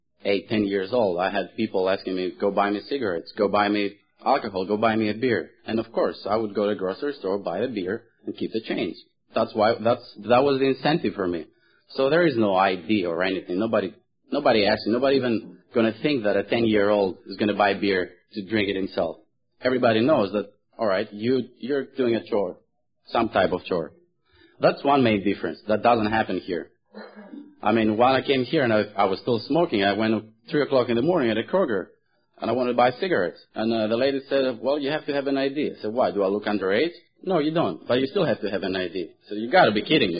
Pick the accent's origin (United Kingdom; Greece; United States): Greece; Thessaloniki, Central Macedonia; moved away; I was born in Greece, and the name of the city I was born in is called Thessaloniki